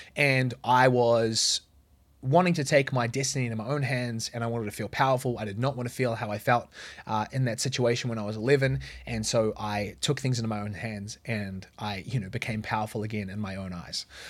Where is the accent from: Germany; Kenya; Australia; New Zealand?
New Zealand; moved away; where I grew up in New Zealand.